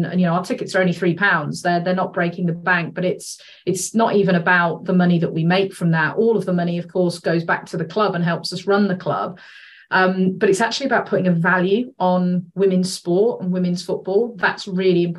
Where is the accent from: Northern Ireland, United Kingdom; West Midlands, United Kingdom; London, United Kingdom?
West Midlands, United Kingdom; Worcester; moved away; I'm from Worcester